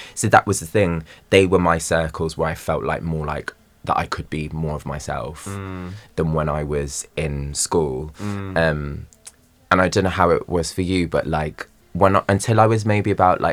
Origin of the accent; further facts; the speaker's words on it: Wolverhampton, West Midlands, United Kingdom; moved away as an adult; also born or lived in Telford / London; growing up in Wolverhampton and at school in Telford